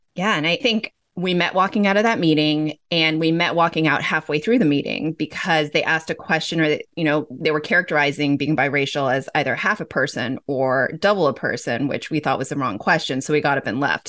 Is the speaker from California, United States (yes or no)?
yes; Los Angeles, California, United States; I grew up in Los Angeles.